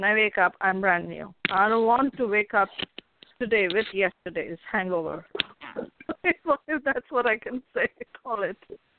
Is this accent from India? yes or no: yes; India; and I come from India, so my background is where I believe that the soul is eternal.